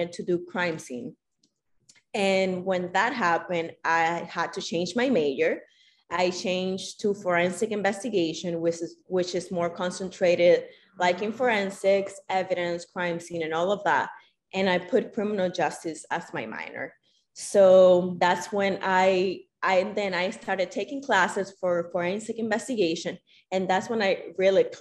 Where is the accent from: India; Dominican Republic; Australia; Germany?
Dominican Republic; moved away as an adult; I'm from the Dominican Republic. So I did my high school years in the Dominican Republic